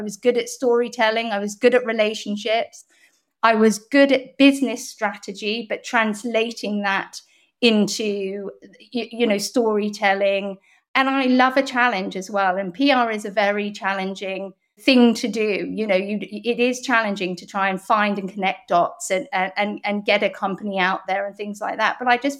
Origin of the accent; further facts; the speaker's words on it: Hong Kong; And growing up in Hong Kong in the 70s was very interesting. It was still a colony of the United Kingdom. It was very multicultural.